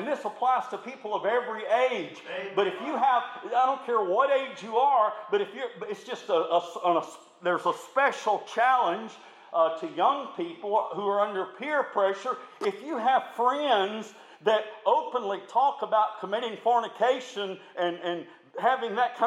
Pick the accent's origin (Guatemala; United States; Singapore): United States; Tuscaloosa, Alabama; I grew up in the Tuscaloosa area.